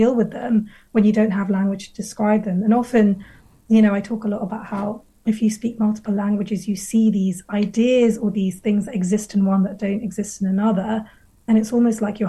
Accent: London, United Kingdom; also born or lived in Paris; I say London, because I live here and I've grown up here.

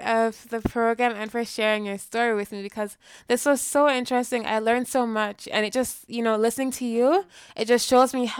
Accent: Jamaica; So I'm Jamaican. I was born in Jamaica.

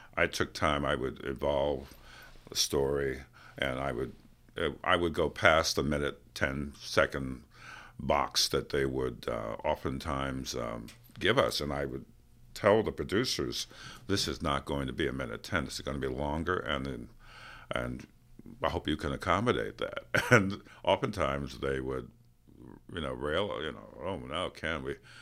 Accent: New York City, New York, United States; I'm from New York City

